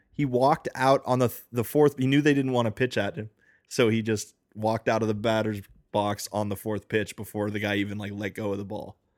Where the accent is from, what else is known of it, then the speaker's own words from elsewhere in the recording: United States; Rob and I, by which I mean Rob and myself are native born Americans